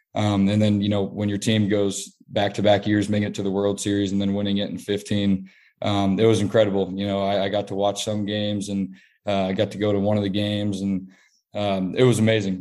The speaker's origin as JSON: {"language": "English", "town": "Kansas City", "region": "Kansas", "country": "United States", "tie": "born or raised there", "said": "my hometown team, you know, the, the team I grew up watching all my life."}